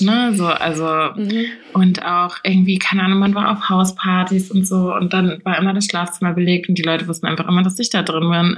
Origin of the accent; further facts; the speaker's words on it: Rheingau, Hesse, Germany; bei uns im Rheingau